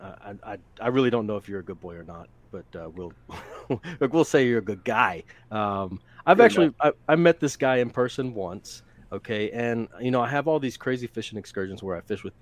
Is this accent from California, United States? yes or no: no; Louisiana, United States; now in Texas, United States; I'm from Louisiana.